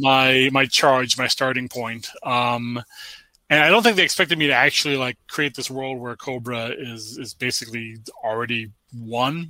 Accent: United States; I was born in America, 1978

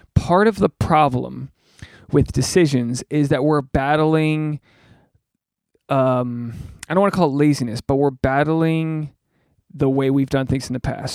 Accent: New England, United States; I'm from New England.

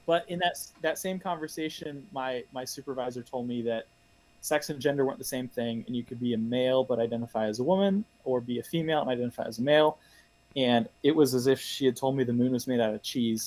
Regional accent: Tampa, Florida, United States; moved away as an adult; also born or lived in South Carolina / Louisville, Kentucky; now in New York City, United States; I grew up in the Tampa area of Florida

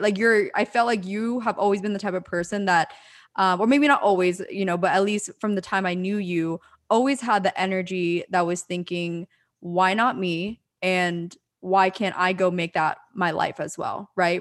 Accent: the area that Taylor Swift grew up in, Pennsylvania, United States; we both went to school slash, like, hung out within the area that Taylor Swift grew up

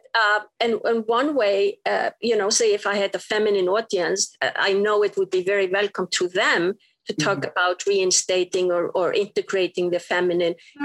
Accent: Iceland; moved away as an adult; I was straight from Iceland

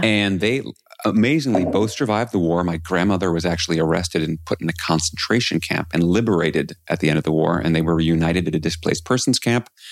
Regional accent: New York City, New York, United States; I grew up in New York City

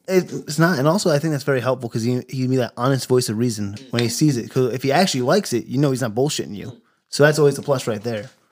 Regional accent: New Jersey, United States; moved away; we lived in Jersey originally, so we're both from Jersey

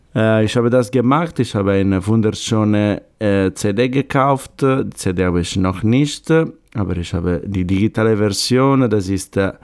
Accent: Sardinia, Italy; German is a second language; moved away; Wir fliegen jetzt nach Sardinien, nach meinem Heimat.

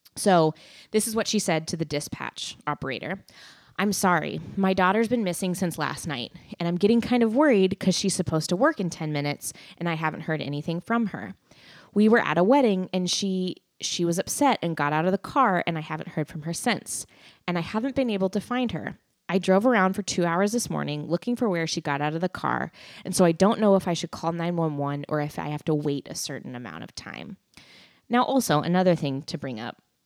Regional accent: McMinnville, Oregon, United States; where I grew up in McMinnville, Oregon

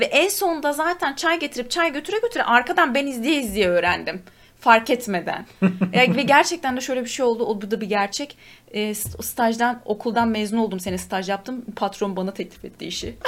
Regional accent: Turkey; bir Türk olarak

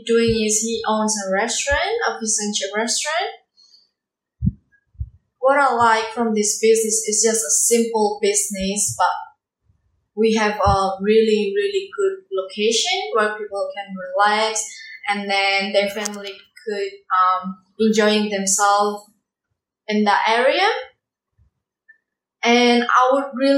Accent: Indonesia; English is a second language; moved away; I come from Indonesia

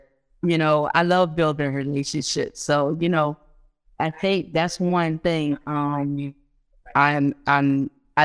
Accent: Philadelphia, Pennsylvania, United States; I grew up here in Philly. Although my family is from Guyana, I grew up here in Philly

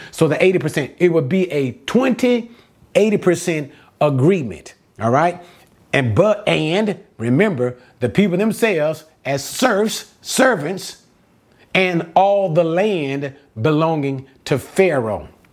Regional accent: United States; I'm an American

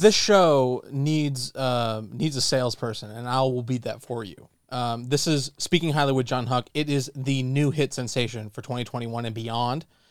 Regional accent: San Diego, California, United States; I grew up in San Diego

